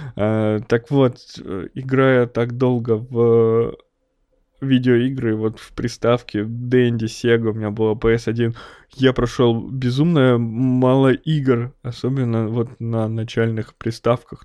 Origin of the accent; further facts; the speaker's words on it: Snezhinsk, Chelyabinsk Oblast, Russia; moved away; я родом из Снежинска, это маленький закрытый город под Челябинском